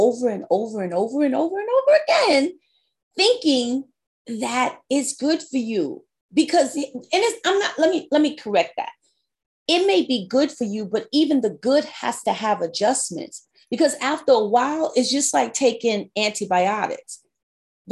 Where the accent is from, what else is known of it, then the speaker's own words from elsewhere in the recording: New York, United States; I'm a New Yorker